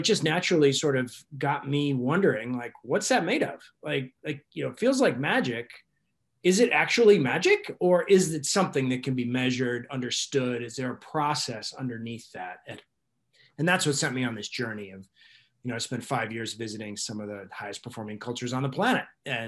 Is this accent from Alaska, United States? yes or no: yes; Alaska, United States; I grew up in Alaska And I know what it's like to sort of either get along or not get along with people in where you have challenges, where you have to sort of get through a winter